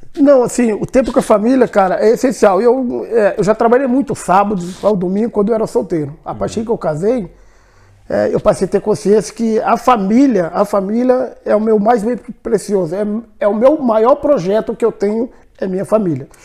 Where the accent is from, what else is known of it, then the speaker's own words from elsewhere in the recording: Espírito Santo, Brazil; moved away as an adult; also born or lived in Curitiba; now in Belgium; eu sou, eu sou de Espírito Santo, né? Eu vim de uma. É, uma zona rural